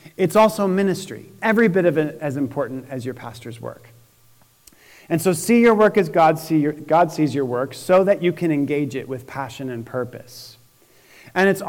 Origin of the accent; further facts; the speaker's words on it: Syracuse, New York, United States; now in Indianapolis, United States; when I was little growing up in Syracuse, New York